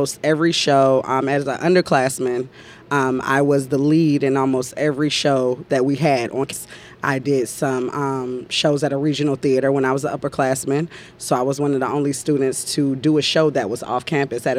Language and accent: English; Rocky Mount, North Carolina, United States; I'm from Rocky Mount, North Carolina, in the middle of nowhere